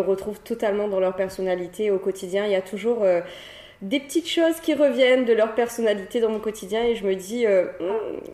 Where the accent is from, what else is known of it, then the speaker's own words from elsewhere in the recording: Cilaos, Réunion; je suis une Silaosienne. Hein. j'ai grandi euh, à Silaos. J'ai grandi là-bas toute mon enfance jusqu'à l'âge de mes 15 ans.